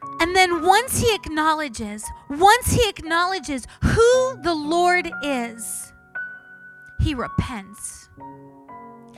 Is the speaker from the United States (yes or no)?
no; Canada; I'm Canadian.